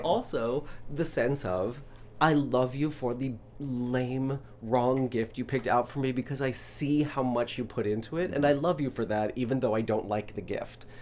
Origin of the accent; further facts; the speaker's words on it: Louisville, Kentucky, United States; moved away; where I'm from is Louisville, Kentucky.